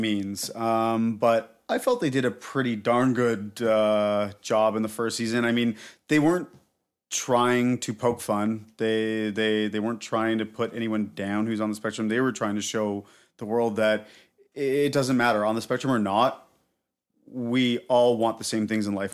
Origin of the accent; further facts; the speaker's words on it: Canada; I'm her Canadian boyfriend